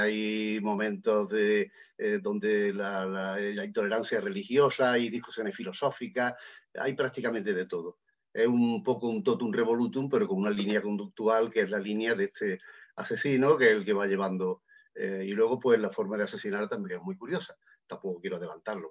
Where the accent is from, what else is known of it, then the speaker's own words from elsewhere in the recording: Lucena, Andalusia, Spain; yo soy de Lucena, de Córdoba